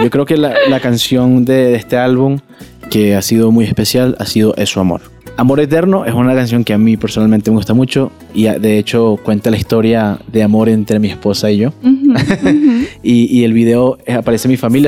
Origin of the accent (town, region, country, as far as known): Venezuela